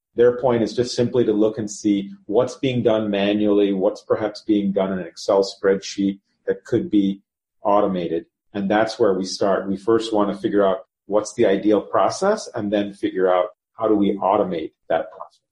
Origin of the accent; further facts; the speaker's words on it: Chicago, Illinois, United States; also born or lived in Cincinnati; I was born in Cincinnati. I have one sibling, one sister. Grew up here in the in the Chicago market